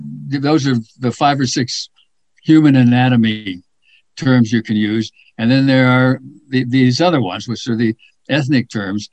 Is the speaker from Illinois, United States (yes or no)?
yes; Chicago, Illinois, United States; as a kid growing up in the Chicago area